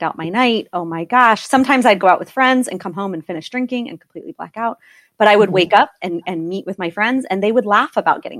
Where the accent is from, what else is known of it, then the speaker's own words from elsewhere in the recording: East Coast, United States; I was born and raised on the East Coast